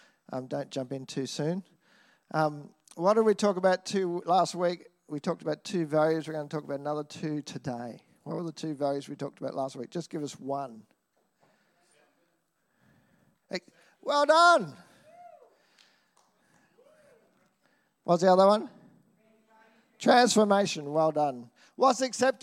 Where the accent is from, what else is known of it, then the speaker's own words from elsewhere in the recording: Nambour, Queensland, Australia; I grew up in Nambour. I grew up around paddocks.